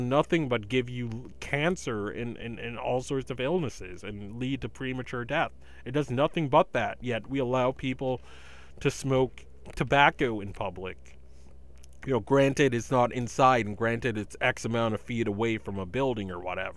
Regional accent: Massachusetts, United States; my home state of legal grass, Massachusetts

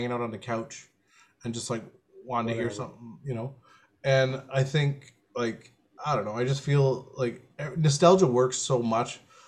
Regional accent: Canada; I'm Canadian

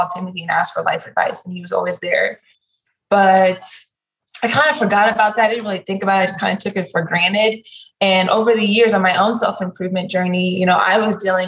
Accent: St. Louis, Missouri, United States; Growing up in St. Louis, Missouri is very segregated

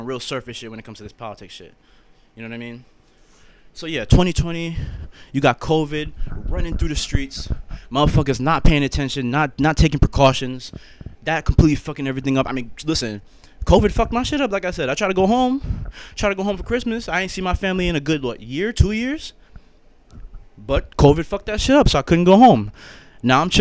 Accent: Rhode Island, United States; I'm originally from Rhode Island, so the Northeast.

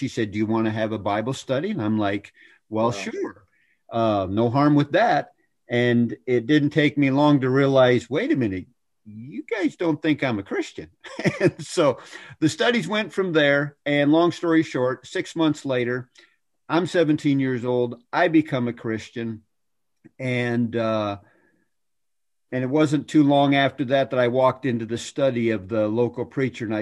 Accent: Ontario cottage country, Canada; moved away as an adult; also born or lived in Toronto, Canada / Danville, Kentucky / Newburgh, Indiana; when I was seven, we moved up what they call cottage country, 3 hours north of there

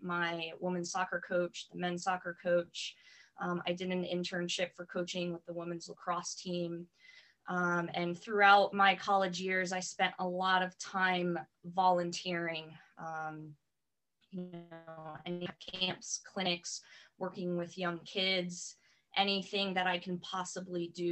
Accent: West Haven, Connecticut, United States; moved away as an adult; also born or lived in Greensboro, North Carolina; I'm originally from the East Coast. I was born and raised in Connecticut, went to West Haven High School

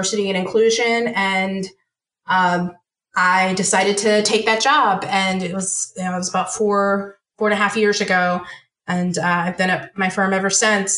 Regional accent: Washington, District of Columbia, United States; moved away as an adult; also born or lived in the South; I moved back home. So I moved from the South to the DC area.

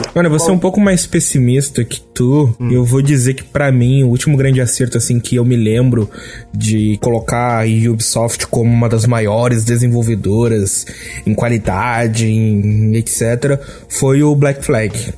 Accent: Rio Grande do Sul, Brazil; Eu sou do Rio Grande do Sul

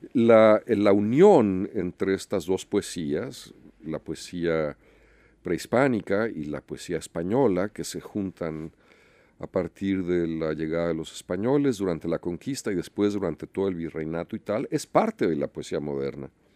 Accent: Mexico; los mexicanos que estamos de este lado de la frontera

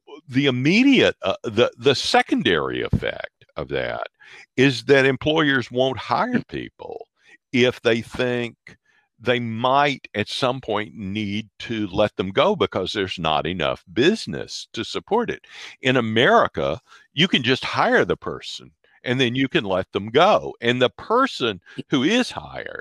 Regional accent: Mississippi, United States; also born or lived in Massachusetts; now in Illinois, United States; I come from Mississippi originally. I've lived in Massachusetts. I live in Illinois now.

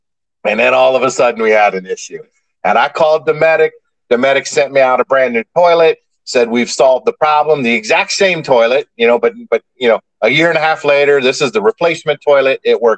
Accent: Ireland; Hey, man, remember, I'm Irish, so it's we.

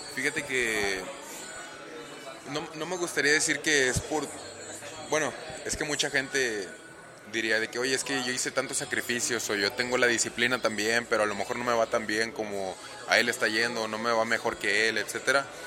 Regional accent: Monterrey, Nuevo León, Mexico; moved away as an adult; now in Orlando, United States; soy originario aquí de Monterrey, Nuevo León

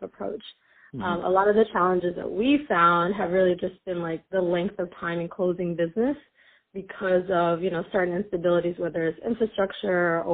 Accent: United States; also born or lived in Sudan / Eritrea; I grew up in the U.S.

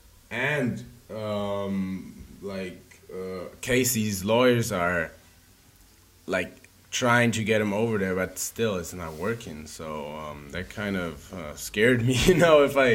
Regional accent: Germany; now in Berlin, Germany; So yeah, born and raised in Germany. Went to Berlin a year ago.

